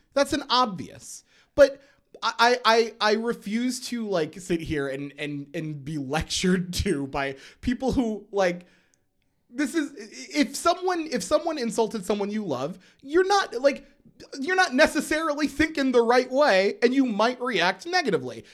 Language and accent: English; Schuylkill County, Pennsylvania, United States; I grew up in Schuylkill County, Pennsylvania